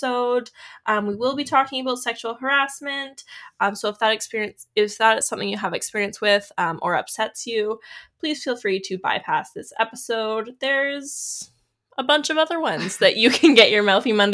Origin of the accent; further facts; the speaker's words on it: Canada; we're from Canada